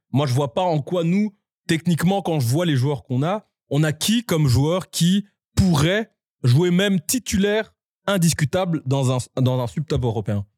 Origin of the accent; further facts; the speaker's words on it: Belgium; on est vraiment la petite Belgique